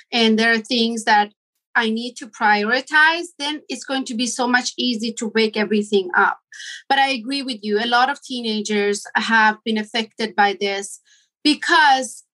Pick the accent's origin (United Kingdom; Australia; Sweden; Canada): Sweden; moved away as an adult; also born or lived in Iran; now in Los Angeles, United States; I am Iranian. I was born in Iran, raised in Sweden. And almost 20 years ago, I decided to move to United States